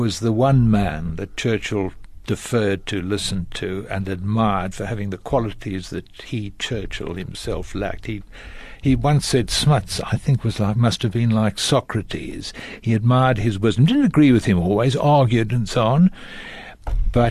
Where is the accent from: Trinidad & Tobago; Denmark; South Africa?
South Africa; Western Cape; moved away as an adult; also born or lived in Pietermaritzburg / England; I grew up in the Cape